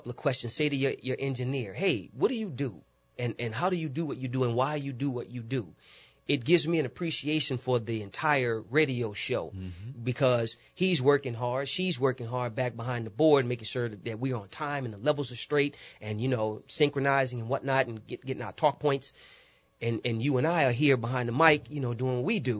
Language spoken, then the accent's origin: English; New Orleans, Louisiana, United States; Growing up in New Orleans was rich